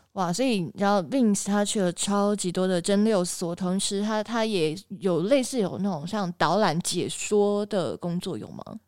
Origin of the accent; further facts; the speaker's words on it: Taiwan; 我们台湾人